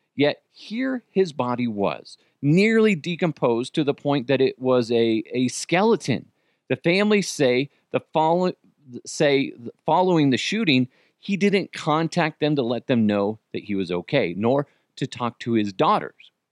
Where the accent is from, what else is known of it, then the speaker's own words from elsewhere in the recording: Broomfield, Colorado, United States; I grew up in Broomfield as well. What a wonderfully white place to grow up. Go Eagles. And it was pretty white. Probably still is very white